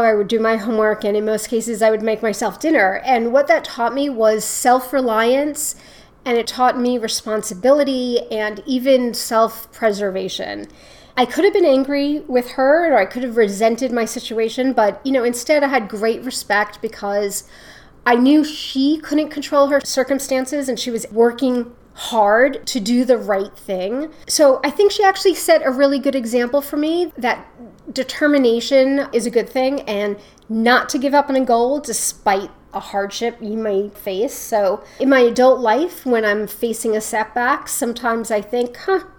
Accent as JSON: {"language": "English", "town": "New York City", "region": "New York", "country": "United States", "tie": "born or raised there", "said": "I was born and raised in Queens, which is a borough of New York City"}